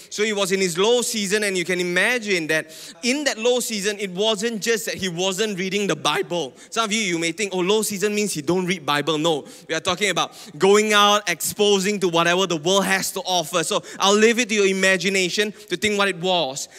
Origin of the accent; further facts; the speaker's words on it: Penang, Malaysia; now in Selangor, Malaysia; I'm from Penang, okay? And now I've been living in Selangor for a while now